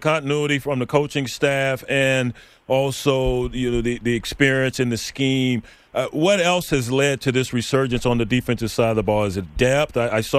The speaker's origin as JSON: {"language": "English", "town": "Lubbock", "region": "Texas", "country": "United States", "said": "I'm from Lubbock"}